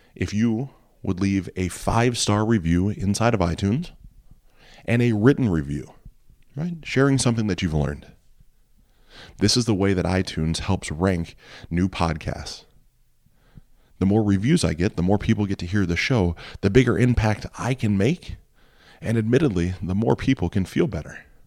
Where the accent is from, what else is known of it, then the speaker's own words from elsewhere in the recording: Ohio, United States; I grew up in Ohio. I've always lived in Ohio